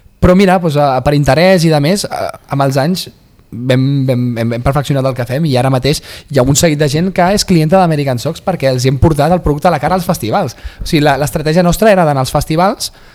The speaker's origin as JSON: {"language": "Catalan", "town": "Vilassar de Mar", "region": "Catalonia", "country": "Spain", "tie": "born or raised there", "said": "anava al mercadillo de Vilassar de Mar, del meu poble"}